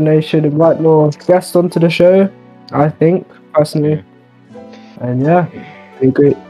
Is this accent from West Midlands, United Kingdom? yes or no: yes; Coventry, West Midlands, United Kingdom; I'm from Coventry. I go to Jack and Hailstorm's school.